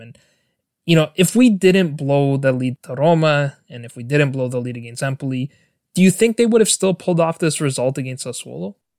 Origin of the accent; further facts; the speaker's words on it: Toronto, Ontario, Canada; I was born and raised in Toronto, Canada.